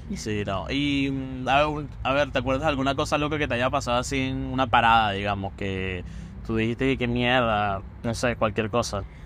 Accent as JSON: {"language": "Spanish", "country": "Venezuela", "moved": "yes", "lives_now": "Buenos Aires, Argentina", "said": "cuando llegué de, de Venezuela yo tenía, como decimos en Venezuela, un perolito"}